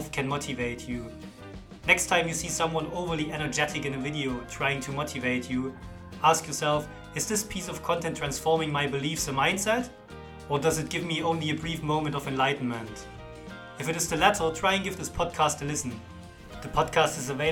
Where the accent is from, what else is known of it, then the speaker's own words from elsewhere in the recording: Germany; accent: German; English is a second language; now in Leigh, United Kingdom; I am a born and raised German, living with my wife and daughter in Lee, Greater Manchester